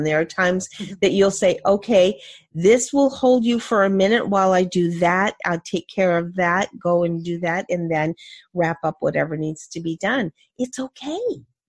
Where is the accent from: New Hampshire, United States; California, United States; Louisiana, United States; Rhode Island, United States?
New Hampshire, United States; I'm from New Hampshire.